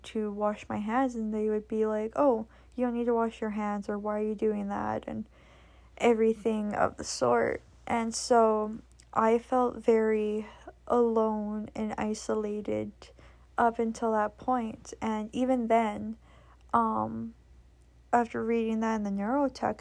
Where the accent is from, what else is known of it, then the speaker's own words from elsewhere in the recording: Canada; I'm from Canada